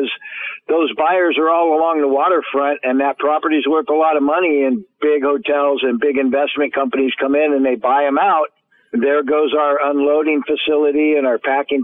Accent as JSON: {"language": "English", "town": "San Diego", "region": "California", "country": "United States", "said": "I hail from San Diego, California, the once great tuna capital"}